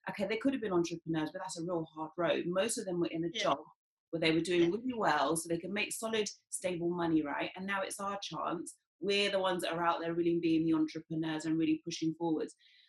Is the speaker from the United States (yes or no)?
no; Jamaica; And we know, because we're Jamaican